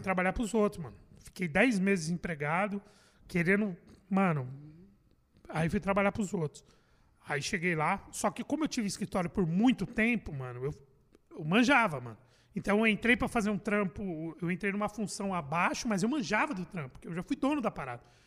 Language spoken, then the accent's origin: Portuguese; São Paulo, Brazil; Sou de São Paulo. bairro de Perus.